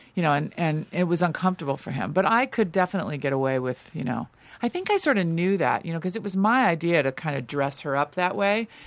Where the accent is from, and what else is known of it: Los Angeles, California, United States; born or raised there; also born or lived in New York